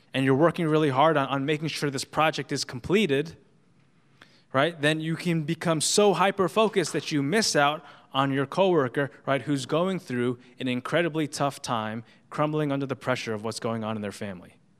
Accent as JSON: {"language": "English", "region": "New York", "country": "United States", "said": "as a New Yorker"}